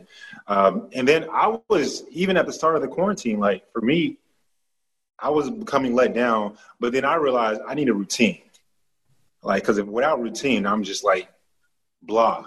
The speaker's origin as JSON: {"language": "English", "region": "Texas", "country": "United States", "said": "I'm from Texas. I'm from the South"}